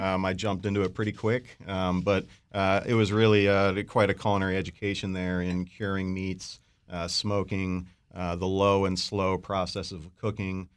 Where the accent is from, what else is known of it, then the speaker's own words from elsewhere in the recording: Baltimore, Maryland, United States; I'm a, a local product, born and raised in Baltimore